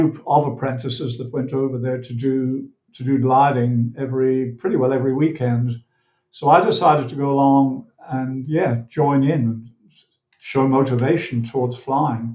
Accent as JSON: {"language": "English", "town": "Dublin", "region": "Leinster", "country": "Ireland", "tie": "born or raised there", "moved": "yes", "lives_now": "Queensland, Australia", "said": "I was born in Ireland, the south side of Dublin Bay, and I grew up there by the sea"}